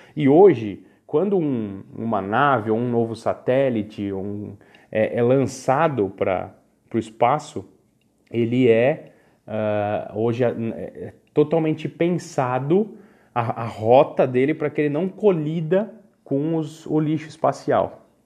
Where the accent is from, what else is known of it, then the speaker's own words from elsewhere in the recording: Brazil; nós brasileiros